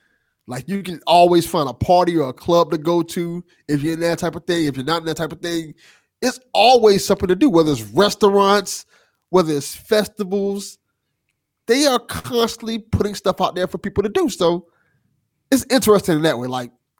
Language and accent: English; Miami, Florida, United States; I am a true Floridian. I was born and raised in Miami.